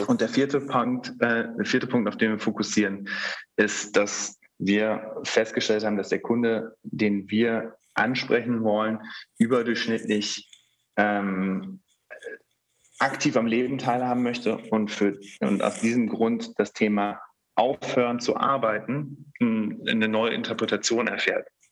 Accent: Germany; also born or lived in Netherlands / Bonn; ich bin äh, als Sohn einer Deutschen äh, einer, eines Niederländers in Deutschland aufgewachsen

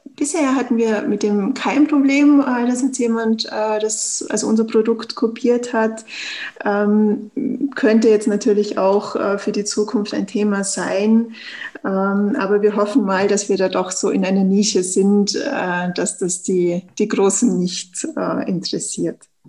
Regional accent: Tyrol, Austria; wie man es ja hört, eben ich komme aus Österreich, aus Tirol

